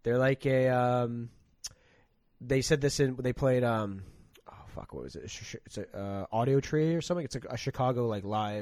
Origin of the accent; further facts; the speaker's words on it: Vancouver area, British Columbia, Canada; also born or lived in Australia; here in my hometown